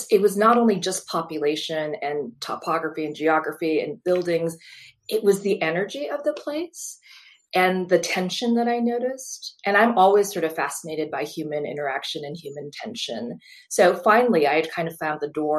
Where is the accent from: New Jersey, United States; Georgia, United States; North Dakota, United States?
North Dakota, United States; Fargo; moved away; growing up in North Dakota, I loved where I lived. I loved my hometown.